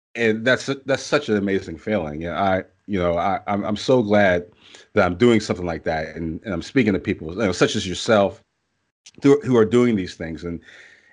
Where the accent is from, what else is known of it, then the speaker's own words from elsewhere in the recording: Pittsburgh, Pennsylvania, United States; now in Canton, United States; I am from Pittsburgh. I was born there. I currently live in Canton, Ohio, but Pittsburgh is still my home.